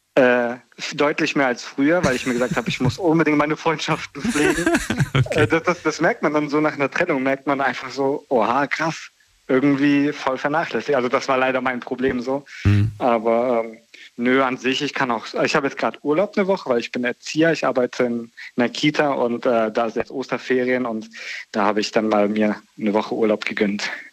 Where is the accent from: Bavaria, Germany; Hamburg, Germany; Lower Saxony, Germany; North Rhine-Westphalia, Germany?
North Rhine-Westphalia, Germany; near Bonn; aus äh, NRW